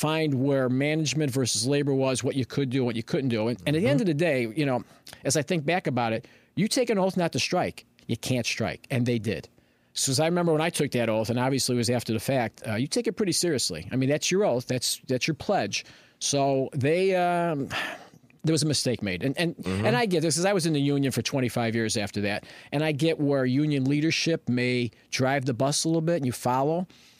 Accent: Berwyn, Illinois, United States; also born or lived in Chicago; now in Aurora, United States; All right, so I was born in Chicago, okay. Grew up in Berwyn. I moved out to Aurora in 1983.

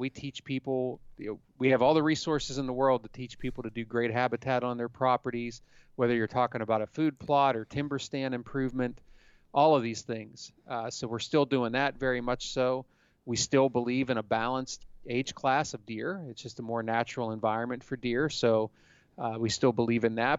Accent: Pennsylvania, United States; I grew up in Pennsylvania

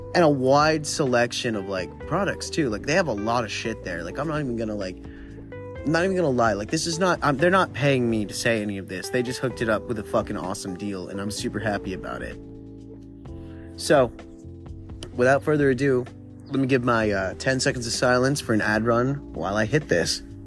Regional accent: Southern California, United States; I grew up in Southern California

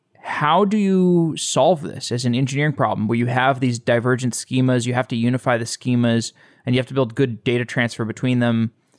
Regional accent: Austin, Texas, United States; I'm from Austin.

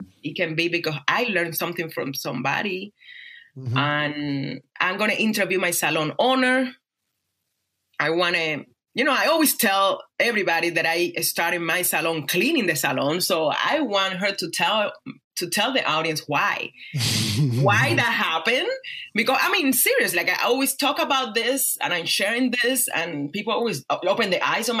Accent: Cuba; English is a second language; now in Las Vegas, United States; my life growing up in Cuba, how I became a dancer, how I came to America

